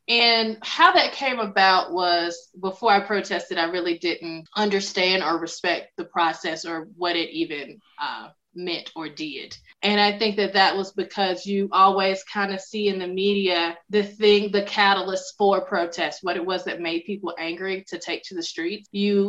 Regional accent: the South, United States; accent: Southern twang; that's funny that you say that, because I'm from the South and I have worked since I'm now in public speaking. I think you can still hear it from time to time.

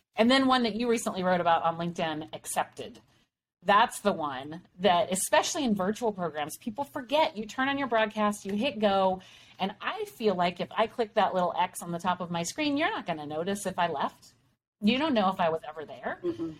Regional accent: Texas, United States; we're from Texas

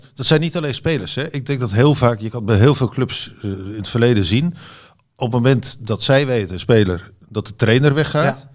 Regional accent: Utrecht, Netherlands; moved away; also born or lived in Barcelona; ik kom uit Utrecht

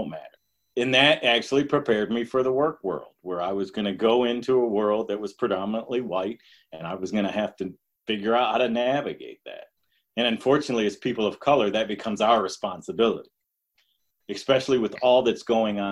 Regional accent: Detroit, Michigan, United States; I grew up in Detroit

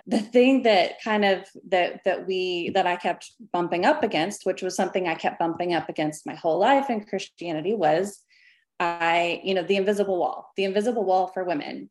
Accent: Arkansas, United States; I was born in Arkansas, kind of the middle of the Bible Belt

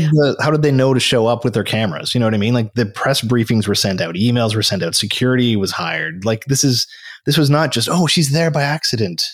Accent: Canada; here I am as a Canadian

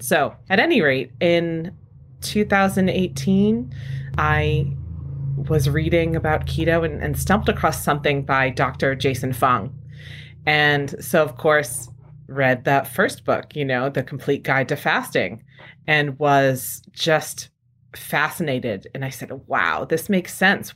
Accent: Rhode Island, United States; now in San Francisco, United States; I grew up in Rhode Island

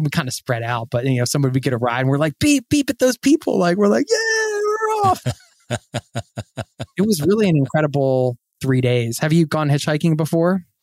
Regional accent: Philadelphia, Pennsylvania, United States; I grew up outside of Philadelphia in the suburbs

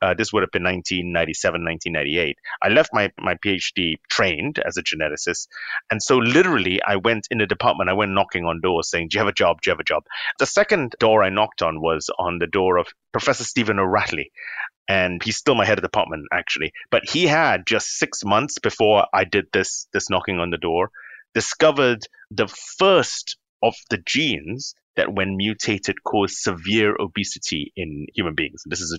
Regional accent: London, United Kingdom; born there; now in Cambridge, United Kingdom; I'm in Cambridge, but I was born in London because my parents are Singaporean, but my dad was doing clinical training.

